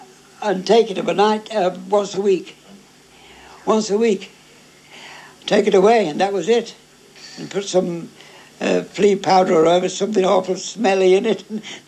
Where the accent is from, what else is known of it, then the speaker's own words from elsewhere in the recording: Formby, North West England, United Kingdom; I was brought up in New Road. In Formby? In Formby.